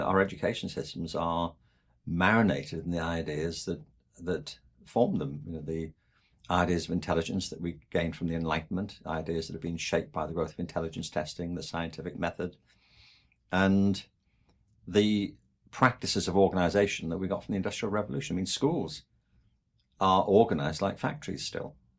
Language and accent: English; England, United Kingdom; I'm from England